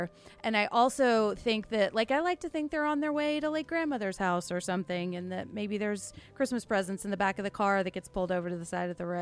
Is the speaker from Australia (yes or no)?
no; Nashville, Tennessee, United States; growing up in Nashville